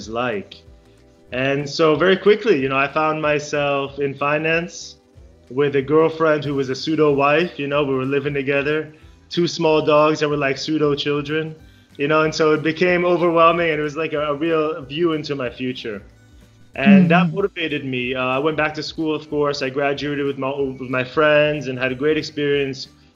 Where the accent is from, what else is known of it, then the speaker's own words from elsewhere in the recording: United States; moved away as an adult; also born or lived in Israel; now in Japan; So I was born in Israel. And lived there until I was 7. And without asking me, my parents took us all to America. And that's where I grew up